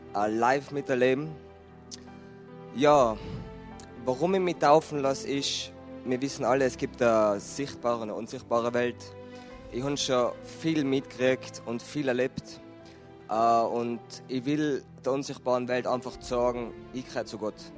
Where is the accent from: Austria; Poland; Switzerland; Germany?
Austria; Tyrol; ich bin ein Tiroler